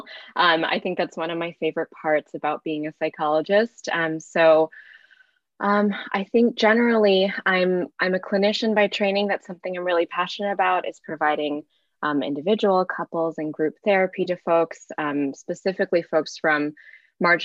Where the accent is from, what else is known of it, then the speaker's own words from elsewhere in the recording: Bay Area, California, United States; growing up in the Bay Area. I grew up in a time here